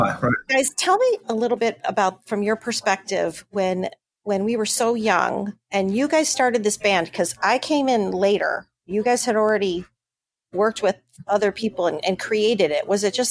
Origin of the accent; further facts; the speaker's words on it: Buffalo, New York, United States; out of my hometown of Buffalo, New York. And I met them when I was just a wee girl of 17